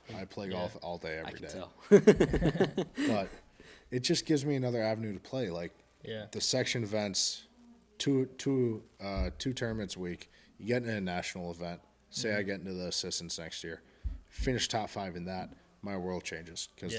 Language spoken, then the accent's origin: English; Minnesota, United States; moved away as an adult; also born or lived in Arizona / Florida; when I moved from Minnesota, I was 18.